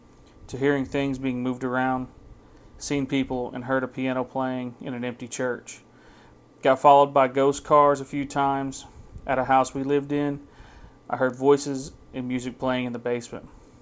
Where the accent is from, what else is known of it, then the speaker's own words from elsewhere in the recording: Oklahoma, United States; now in Canada; I'm Cheyenne and Arapaho, and I'm from Oklahoma, but I currently live in Alberta, Canada.